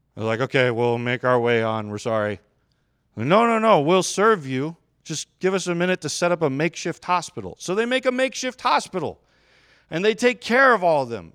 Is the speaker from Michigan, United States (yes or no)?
yes; Westland, Michigan, United States; also born or lived in Chelsea, Michigan; I grew up in Westland, which is, like, suburbs of Detroit area.